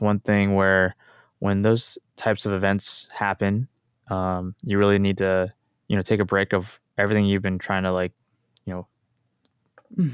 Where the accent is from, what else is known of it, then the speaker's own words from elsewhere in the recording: Tulsa, Oklahoma, United States; also born or lived in San Diego / Los Angeles; born and raised in Tulsa, Oklahoma